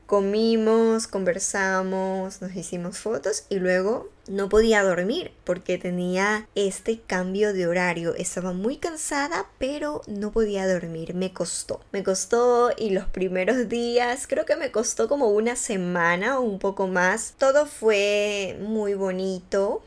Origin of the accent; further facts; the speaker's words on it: Ecuador; moved away as an adult; now in Spain; La primera vez que volví a mi país de origen, después de haber emigrado a España